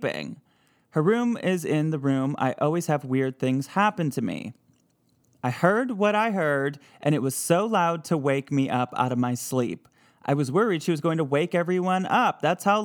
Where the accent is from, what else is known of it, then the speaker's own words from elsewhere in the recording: Midwest, United States; accent: Midwest; my Midwest accent